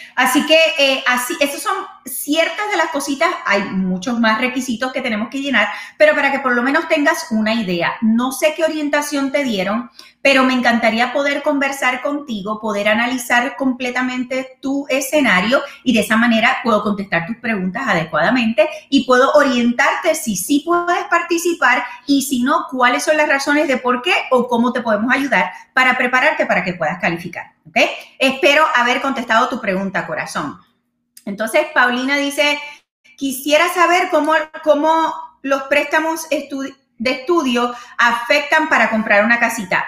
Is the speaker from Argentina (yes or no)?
no; Puerto Rico; moved away; como buena boricua